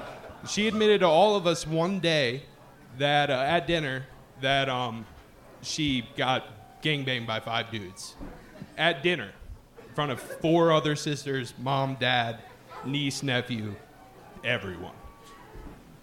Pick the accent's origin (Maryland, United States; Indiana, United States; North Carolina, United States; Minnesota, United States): Maryland, United States